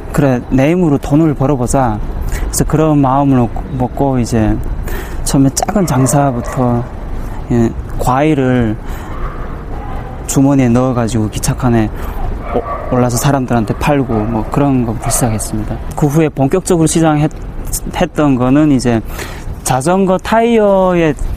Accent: Bukchong, South Hamgyong, North Korea; now in South Korea; 고향은 함경남도 북청이고 2010년에 한국에 들어왔고.

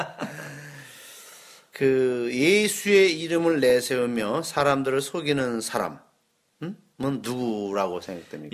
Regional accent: South Korea

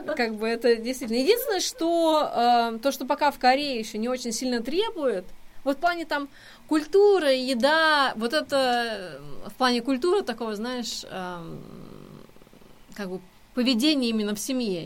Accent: Tomsk, Tomsk Oblast, Russia; moved away; я же из Сибири, и у нас очень много корейцев. Тем более, что вообще в Томске очень много университетов

